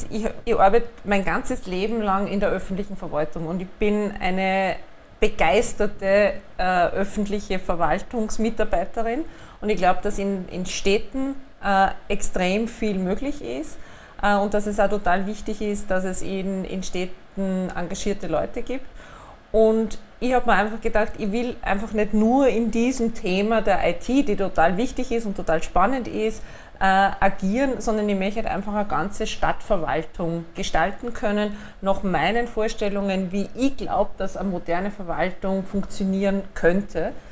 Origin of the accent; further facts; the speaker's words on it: Upper Austria, Austria; Äh, ich bin geborene Oberösterreicherin, das ist, glaube ich, da ganz, ganz wesentlich zu unterstreichen.